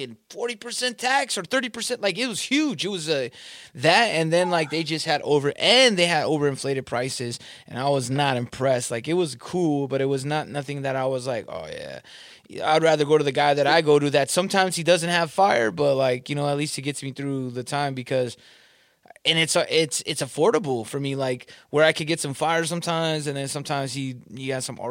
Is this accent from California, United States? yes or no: yes; Southern California, United States; moved away; I'm from Southern California